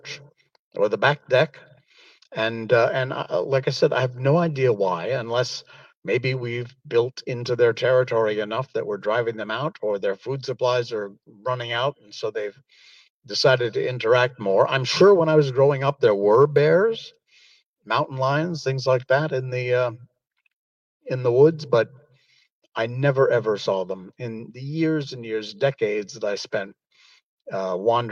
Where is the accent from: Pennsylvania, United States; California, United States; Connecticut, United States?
Connecticut, United States; Cornwall; moved away as an adult; now in Malaysia; I grew up in West Cornwall, and our house was, behind our house was a mountain.